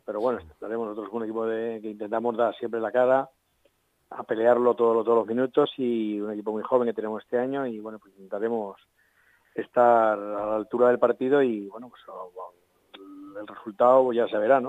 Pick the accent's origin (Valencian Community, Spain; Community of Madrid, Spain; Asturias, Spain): Community of Madrid, Spain; Leganés; soy vecino de Leganés